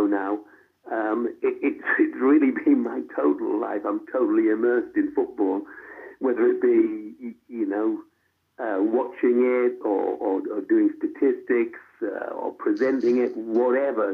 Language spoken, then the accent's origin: English; Hartlepool, North East England, United Kingdom; It's like my hometown. I started to go there when I was, as I say, six or seven